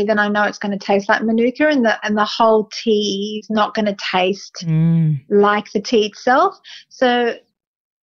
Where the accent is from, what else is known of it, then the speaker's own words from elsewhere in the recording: Australia; being Australian